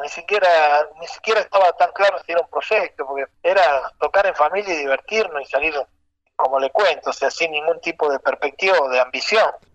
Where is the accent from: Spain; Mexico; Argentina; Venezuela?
Argentina; Rosario, Santa Fe; also born or lived in Granadero Baigorria / Fray Luis Beltrán / Santiago del Estero; ya en Rosario. Nací en Granadero Baigorria, viví en Fray Luis Beltrán, casa de mis abuelos, hasta los tres años. Y después ya me vine a Rosario